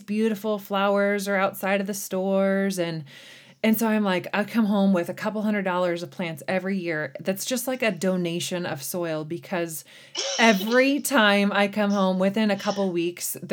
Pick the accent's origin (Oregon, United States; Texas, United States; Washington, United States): Oregon, United States; small town near Eugene; I honestly live in my hometown. I'm, you know, just a couple driveways down from my folks where I grew up